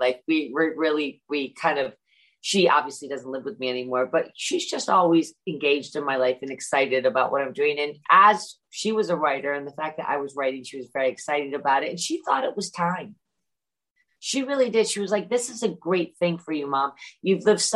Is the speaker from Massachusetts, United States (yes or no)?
yes; Great Barrington, Massachusetts, United States; moved away; also born or lived in London; when I grew up in Great Barrington